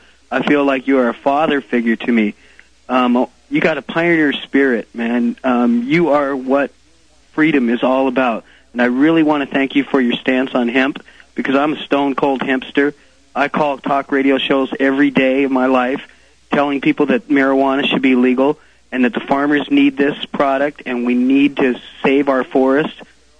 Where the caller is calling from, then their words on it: Seattle, Washington, United States; I'm calling from Seattle, Washington, about as far across the coast, across the United States as we can get apart from each other right now.